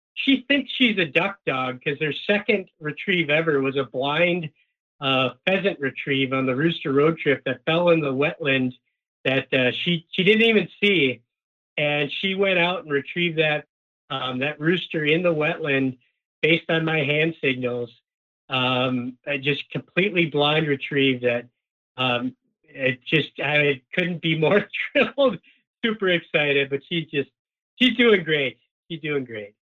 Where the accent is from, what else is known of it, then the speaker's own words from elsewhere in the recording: Upper Peninsula of Michigan, United States; now in Minnesota, United States; I grew up in the Upper Peninsula of Michigan